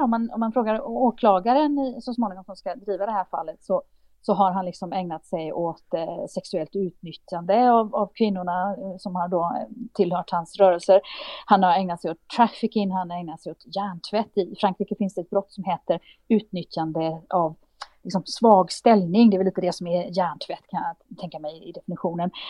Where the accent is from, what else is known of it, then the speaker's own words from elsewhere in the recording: Romania; Swedish is a second language; moved away as an adult; now in Sweden; Och hemma i Rumänien så vill de åtala mig